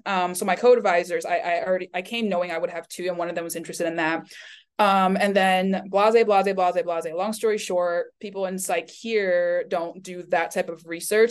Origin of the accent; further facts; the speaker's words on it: Taipei, Taiwan; also born or lived in Florida, United States / Miami, United States; now in Michigan, United States; I was born and raised in Taipei